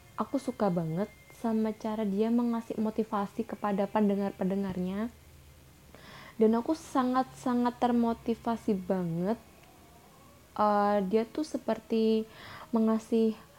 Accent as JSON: {"language": "Indonesian", "region": "Java", "country": "Indonesia", "accent": "medok", "said": "aku campur-campur bahasa Indo sama bahasa Jawa karena, karena aku di sini orang Jawa"}